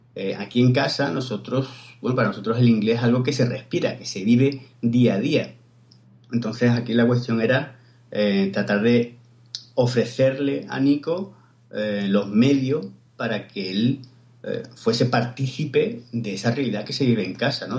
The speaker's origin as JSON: {"language": "Spanish", "town": "Cádiz", "region": "Andalusia", "country": "Spain", "moved": "yes", "lives_now": "Barcelona, Spain", "said": "yo soy de Cádiz, pero vivo en Barcelona"}